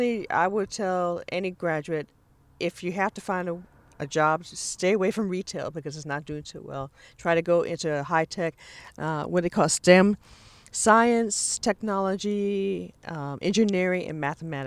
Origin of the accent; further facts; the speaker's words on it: California, United States; I was born and raised in California